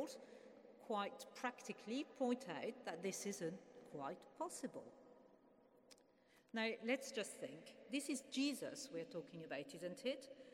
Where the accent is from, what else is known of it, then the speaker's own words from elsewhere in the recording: France; now in England; I grew up in France, in a place where you don't actually call somebody a friend until you've had a meal with them.